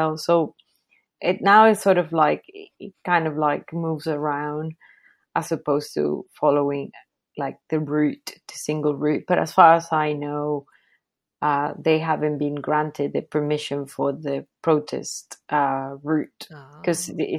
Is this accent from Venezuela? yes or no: yes; Venezuela; moved away; I'm from Venezuela. My family lives in Venezuela